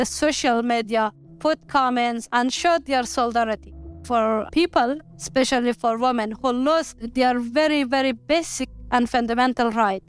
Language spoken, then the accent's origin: English; Afghanistan; moved away as an adult; now in London, United Kingdom; I can't forget for one moment what is happening in my country because for me, it is my home. You know, I grew up there. I studied there. Afghanistan is a beautiful country for me.